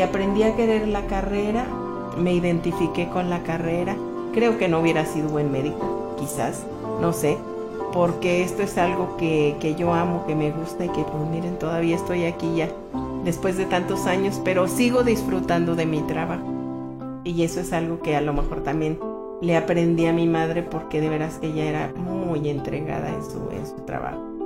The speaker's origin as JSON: {"language": "Spanish", "town": "Pátzcuaro", "region": "Michoacán", "country": "Mexico", "tie": "born or raised there", "also_born_or_lived": "Erongarícuaro / United States", "said": "a los dos meses, me llevaron a Pátzcuaro y crecí yo en Pátzcuaro"}